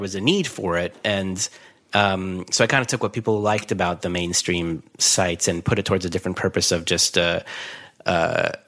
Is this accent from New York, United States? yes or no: yes; New York area, United States; moved away as an adult; also born or lived in Los Angeles; I grew up in the New York area